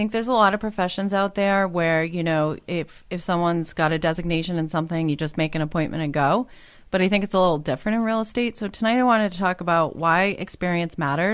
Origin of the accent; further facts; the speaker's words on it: South Shore, Massachusetts, United States; I'm South Shore born and raised